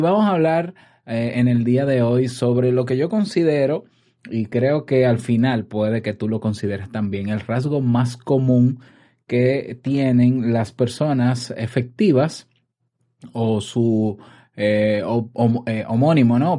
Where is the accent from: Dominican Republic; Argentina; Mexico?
Dominican Republic; en mi país, República Dominicana